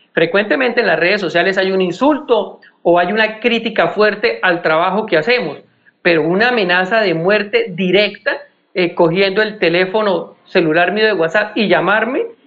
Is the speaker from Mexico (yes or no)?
no; Bucaramanga, Santander, Colombia; also born or lived in Piedecuesta; yo nací en Bucaramanga, pero permanezco mucho en Piedecuesta